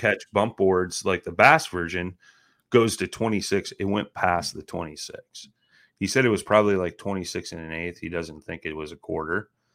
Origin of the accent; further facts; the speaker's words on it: Midwest, United States; I'm from the Midwest